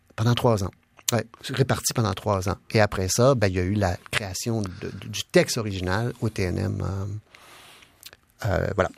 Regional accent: Quebec, Canada; je suis québécois avant tout, je suis pas canadien, je suis québécois avant tout.

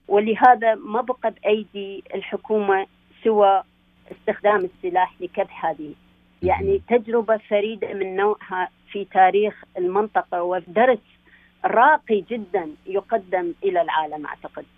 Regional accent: Iraq; now in Canada; كعراقيين موجودين هنايا

